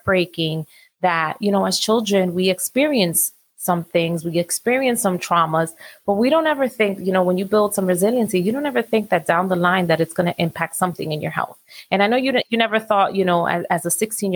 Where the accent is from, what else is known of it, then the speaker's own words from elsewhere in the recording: New York City, New York, United States; I grew up in New York City